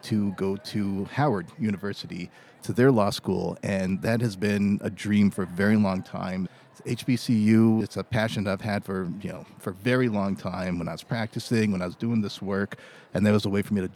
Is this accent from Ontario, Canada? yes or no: yes; Toronto, Ontario, Canada; moved away as an adult; also born or lived in Montreal / New York / Washington, D.C.; now in Toronto, Canada; I was born in Montreal, grew up in Toronto